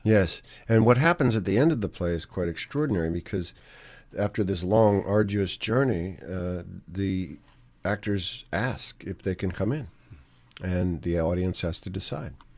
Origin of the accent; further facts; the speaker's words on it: New York City, New York, United States; when I was growing up in New York City.